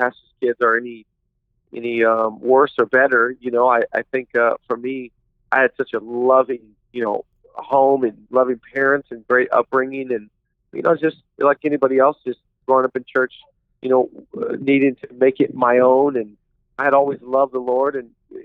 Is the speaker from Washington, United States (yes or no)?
yes; Seattle, Washington, United States; I'm originally from the Pacific Northwest. I grew up in the Seattle area